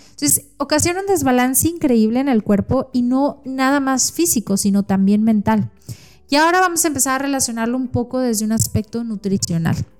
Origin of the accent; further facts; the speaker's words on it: Mexico; soy nutróloga mexicana